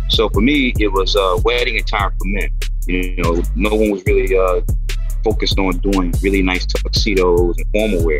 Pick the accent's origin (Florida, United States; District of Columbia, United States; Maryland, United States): District of Columbia, United States; Washington; My family, we grew up in Northwest Washington, D.C., you know, typical 70s Washington family